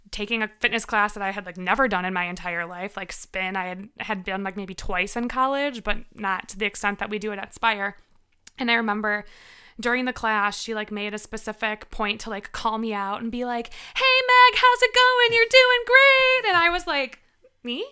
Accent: Winfield, Illinois, United States; moved away as an adult; also born or lived in Milwaukee; I grew up in Winfield

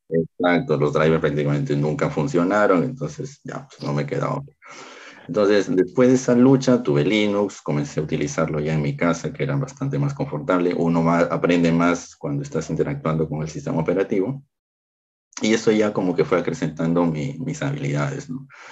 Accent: Peru; en mi país Lima es la capital, yo no, yo no resido en la capital

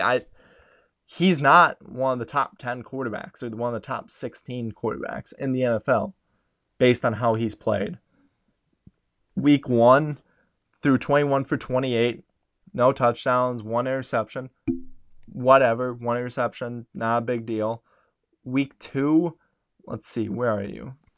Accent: Wisconsin, United States; I'm from Wisconsin

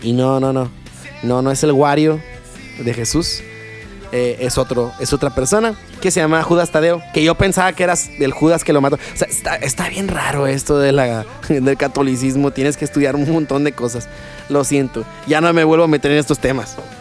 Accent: Culiacán, Sinaloa, Mexico; yo soy de aquí de Culiacán

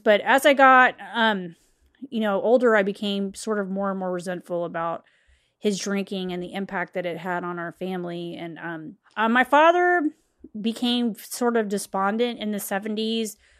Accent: West Chester, Ohio, United States; I'm from Westchester, Ohio at the time, um, when I was growing up

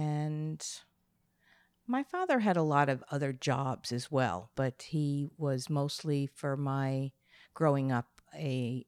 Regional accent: Plainview, New York, United States; moved away as an adult; also born or lived in Bronx, New York / California; now in Connecticut, United States; I was born in the Bronx, and I then moved to Long Island when I was six.

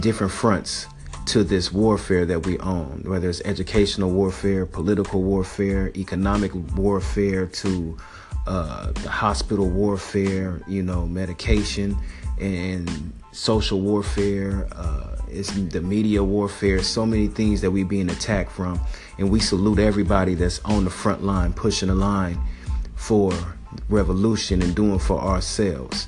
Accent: Portland, Oregon, United States; Growing up in Northeast Portland

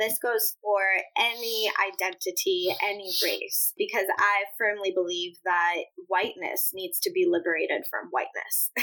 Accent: Midwest, United States; first language Spanish; English is a second language; also born or lived in Puerto Rico / upstate New York; particularly in the Midwest where we were living

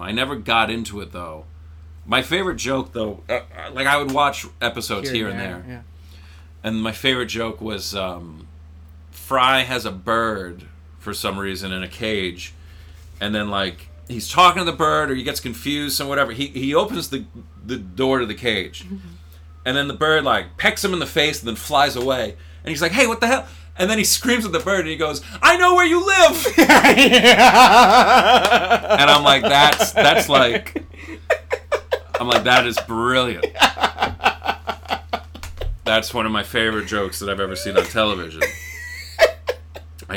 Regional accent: East Providence, Rhode Island, United States; East Providence. So, I grew up right near RISD.

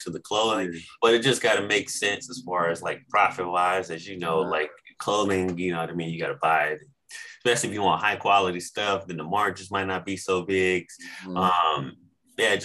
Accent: Arizona, United States; born and raised in Arizona

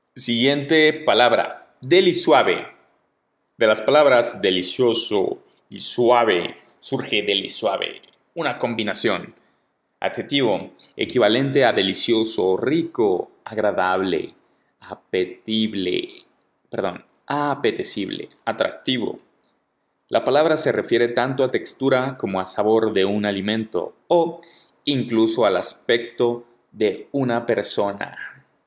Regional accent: Guadalajara, Jalisco, Mexico; moved away as an adult; now in Mexico City, Mexico; yo soy de Guadalajara, el gentilicio para la gente de Guadalajara es tapatío, soy tapatío.

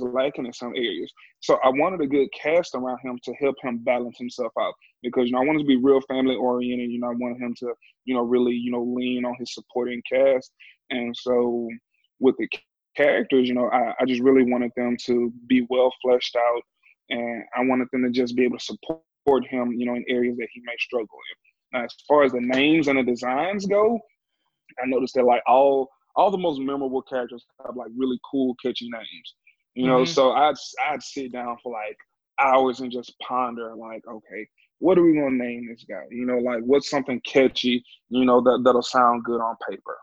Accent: Louisiana, United States; I'm from Louisiana too

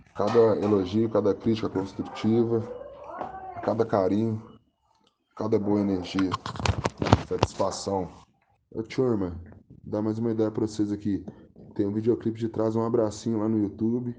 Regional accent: Itabirito, Minas Gerais, Brazil; sou de Itabirito, Minas Gerais, Brasil, intergaláctico, planeta mundo tem 27 anos, hum, nascido e criado aqui em Taberito

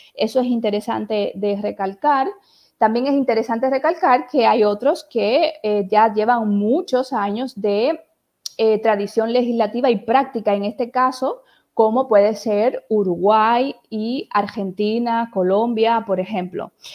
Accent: Puerto Plata, Dominican Republic; moved away as an adult; also born or lived in Santiago de Compostela, Spain; now in Barcelona, Spain; Soy de República Dominicana, de un pueblo hermoso, costero, Puerto Plata, y tengo unos 16 años viviendo aquí en Barcelona, España.

